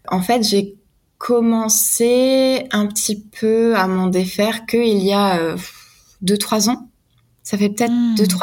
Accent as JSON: {"language": "French", "area": "Alsace", "region": "Grand Est", "country": "France"}